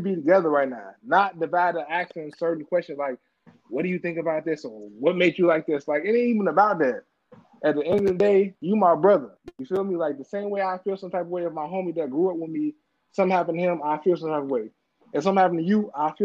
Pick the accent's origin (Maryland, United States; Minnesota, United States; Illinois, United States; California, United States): Illinois, United States; Chicago; I'm from Chicago